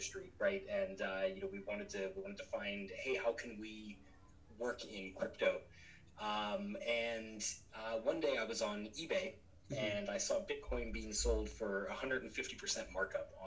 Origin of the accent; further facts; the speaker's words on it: New Orleans, Louisiana, United States; moved away as an adult; also born or lived in Auburn, Alabama / Atlanta, Georgia; I grew up in southern Louisiana in the U.S. In New Orleans